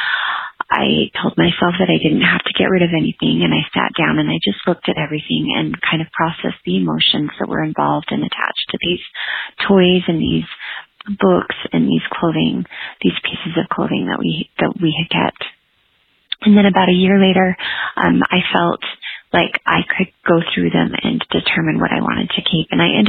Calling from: Heber, Utah, United States; I'm calling from Heber, Utah

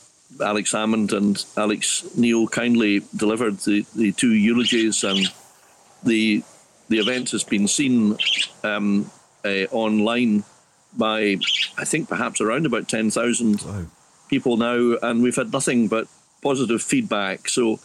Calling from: Scotland, United Kingdom; Well, the heart of the Highlands, a place called Dromuley near Boatiff Garten, where the sun is struggling valiantly against the elements.

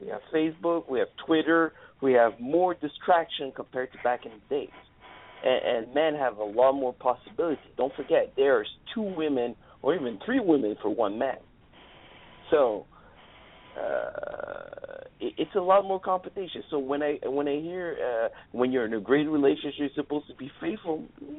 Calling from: Montreal, Quebec, Canada; I'm calling all the way from Montreal, Canada.

